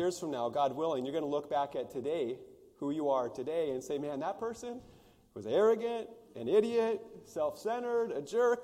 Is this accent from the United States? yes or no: yes; United States; where I grew up in the Pryor Mountains, we could go see a herd of wild horses